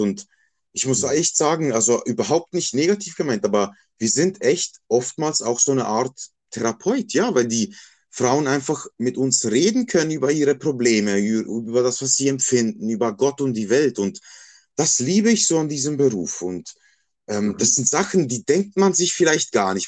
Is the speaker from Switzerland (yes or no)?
yes; Basel, Basel-Stadt, Switzerland; moved away as an adult; also born or lived in Bosnia and Herzegovina (ancestry) / Croatia (ancestry); now in Basel-Landschaft, Switzerland; das ist mein Geburtsort und dort bin ich aufgewachsen. Ich bin dann nach Basel-Land gezogen. Da lebe ich auch schon seit über einem Jahrzehnt, aber ja, Basel ist und bleibt meine Heimat.